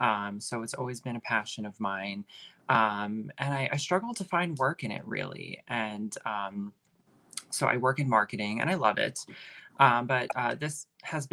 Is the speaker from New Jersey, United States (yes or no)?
no; Yonkers, New York, United States; moved away as an adult; now in Bronx, United States; I'm originally from Westchester, from Yonkers, but I've always spent so much time in the Bronx